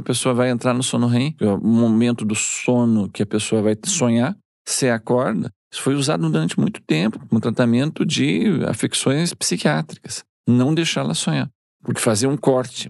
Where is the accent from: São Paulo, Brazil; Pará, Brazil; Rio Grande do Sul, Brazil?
Rio Grande do Sul, Brazil; Eu sou gaúcho